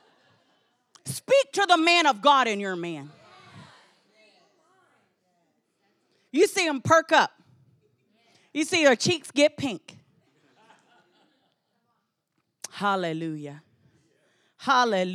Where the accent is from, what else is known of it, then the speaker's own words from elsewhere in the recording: Texas, United States; I was from Texas